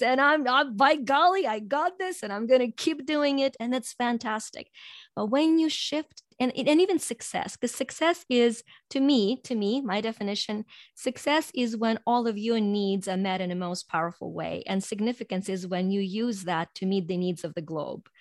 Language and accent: English; Ukraine; moved away as an adult; now in United States; I was born in Ukraine and grew up there and then immigrated to U S over twenty-five years ago